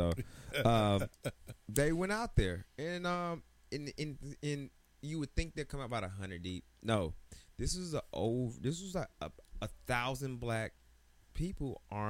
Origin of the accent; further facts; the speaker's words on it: Atlanta, Georgia, United States; also born or lived in Decatur, Georgia; now in Washington, D.C., United States; They may say I'm from Atlanta, but a lot of people, I say I'm from Atlanta. My driver's license says Decatur.